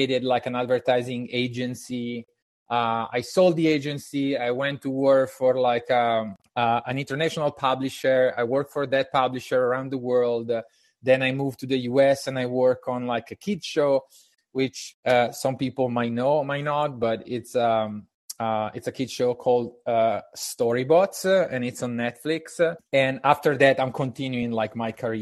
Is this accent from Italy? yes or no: yes; Italy; English is a second language; moved away as an adult; now in United States; I'm Italian, and I moved to the United States in 2015.